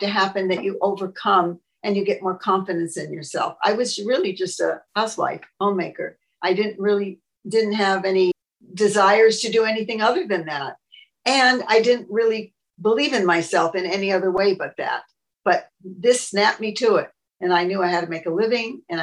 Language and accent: English; Los Angeles, California, United States; I was born in 1938 in Hollywood, California